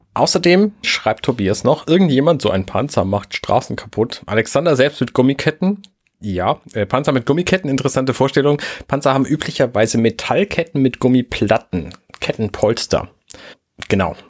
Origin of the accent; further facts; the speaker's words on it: Buxtehude, Lower Saxony, Germany; ich komme aus Buxtehude